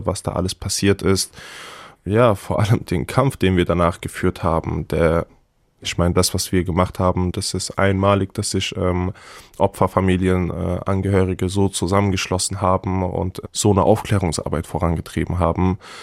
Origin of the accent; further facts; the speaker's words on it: Hanau, Hesse, Germany; Hanau Kesselstadt ist meine Heimat. Ich bin da geboren und aufgewachsen.